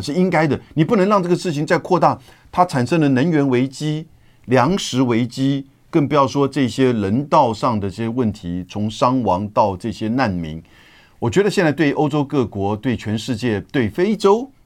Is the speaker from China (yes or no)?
no; Taiwan; 我们台湾人